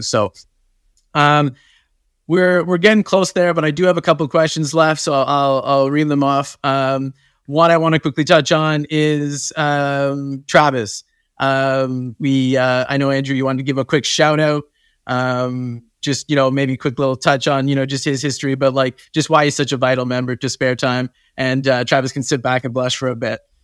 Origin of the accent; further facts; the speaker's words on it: Canada; I'm from, I'm from Canada